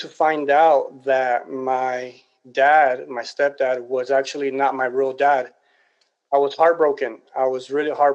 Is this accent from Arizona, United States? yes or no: no; Los Angeles, California, United States; I was born and raised in Los Angeles, California